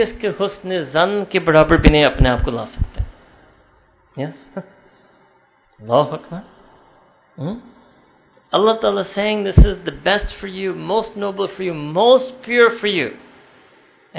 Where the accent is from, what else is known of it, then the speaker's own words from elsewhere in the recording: New York City, New York, United States; my hometown of New York City